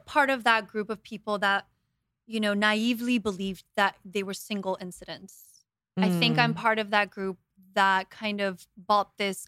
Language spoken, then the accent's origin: English; Guatemala; I mean, we grew up in Guatemala. My family and I moved to Guatemala in 91.